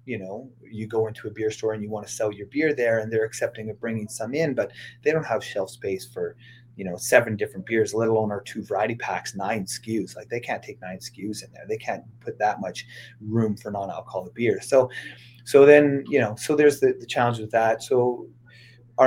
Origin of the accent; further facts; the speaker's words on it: Saskatoon, Saskatchewan, Canada; moved away; I'm from Saskatoon, Saskatchewan originally.